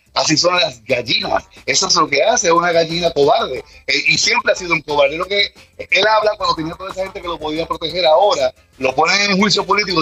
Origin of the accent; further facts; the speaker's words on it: United States; nosotros como americanos